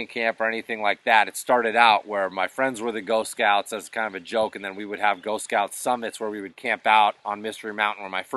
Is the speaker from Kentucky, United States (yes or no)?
no; Western Massachusetts, United States; those woods that I grew up in Western Mass